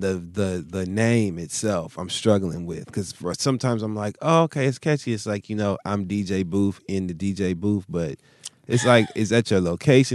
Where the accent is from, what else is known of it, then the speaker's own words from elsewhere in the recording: Midwest, United States; I'm from the Midwest